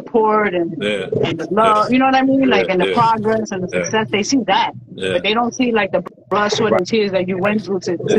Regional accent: New York City, New York, United States; also born or lived in Queens, New York; I live in Queens. I'm originally from Brooklyn, but I live in Queens

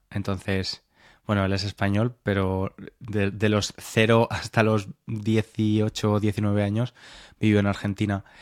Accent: Spain; now in United Kingdom; pasado la mitad de mi vida aquí, pero he pasado la mayor parte de mi vida adulta aquí. Entonces, no me siento nada británico, aunque sí, pero cuando estoy aquí, cuando estoy aquí soy bastante español, ¿no?

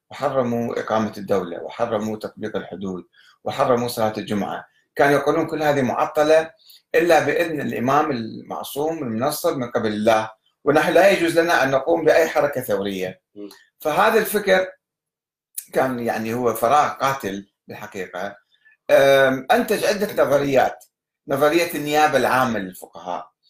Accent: Egypt; في مصر عندنا في مصر

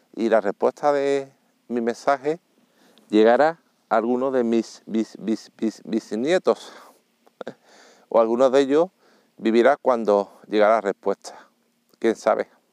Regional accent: Seville, Andalusia, Spain; yo soy sevillano

